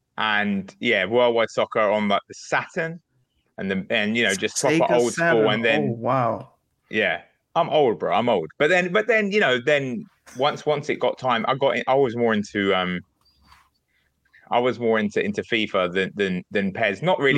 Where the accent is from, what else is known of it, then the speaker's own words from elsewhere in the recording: England, United Kingdom; England, obviously, because I'm from England